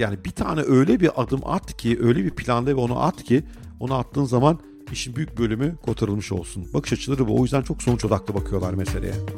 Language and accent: Turkish; Ankara, Turkey; çocukluğumu büyük bölümde Ankara'da geçirdim.